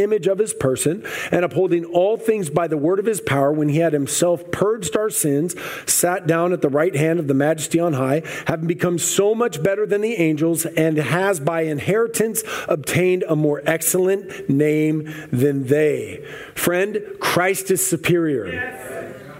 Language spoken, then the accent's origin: English; United States; I'm a U.S. Army veteran. I did 6 years active. I did two deployments. I love America. I believe in the Constitution. I am American.